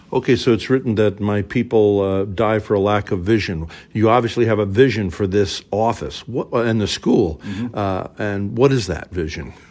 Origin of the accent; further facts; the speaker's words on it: Charlotte, North Carolina, United States; moved away; I'm from Charlotte, North Carolina. Charlotte, North Carolina.